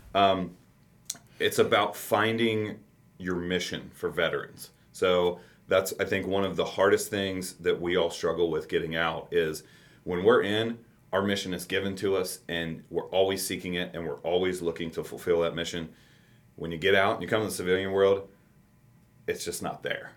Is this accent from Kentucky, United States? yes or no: yes; Campbell County, Kentucky, United States; I said I grew up in in Campbell County.